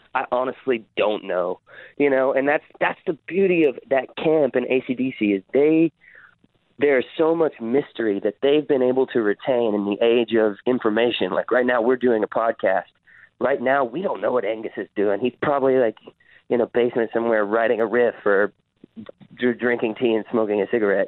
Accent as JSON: {"language": "English", "region": "the South", "country": "United States", "tie": "born or raised there", "lives_now": "Nashville, United States", "said": "I grew up in the South"}